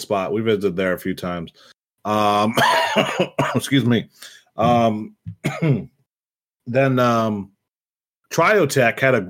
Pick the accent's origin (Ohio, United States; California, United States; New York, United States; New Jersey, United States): Ohio, United States; I'm from Ohio too